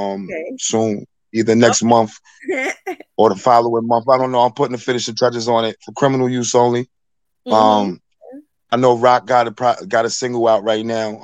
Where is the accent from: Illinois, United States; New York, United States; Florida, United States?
New York, United States; South Huntington; I'm from South Huntington. I'm from Long Island